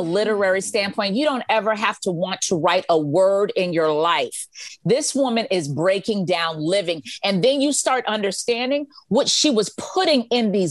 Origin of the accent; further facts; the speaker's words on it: Freeport, Grand Bahama, Bahamas; I'm from Freeport, Bahamas. We're here for three more days.